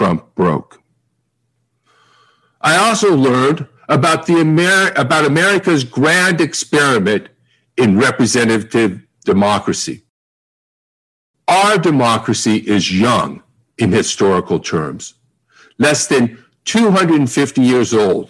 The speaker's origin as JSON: {"language": "English", "country": "United States", "said": "I'm an American."}